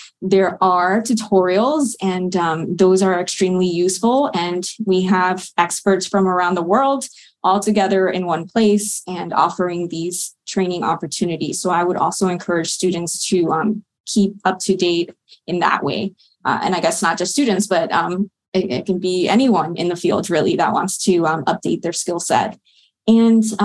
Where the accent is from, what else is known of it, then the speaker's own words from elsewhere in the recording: South Florida, United States; moved away as an adult; also born or lived in Colorado; now in Maryland, United States; I grew up in South Florida and there are no mountains there